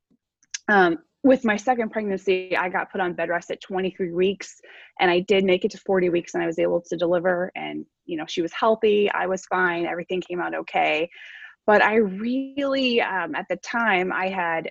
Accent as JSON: {"language": "English", "town": "Butler", "region": "Pennsylvania", "country": "United States", "tie": "born or raised there", "also_born_or_lived": "Florida", "moved": "as an adult", "said": "I'm originally from a small town outside of Pittsburgh. It's called Butler, Pennsylvania"}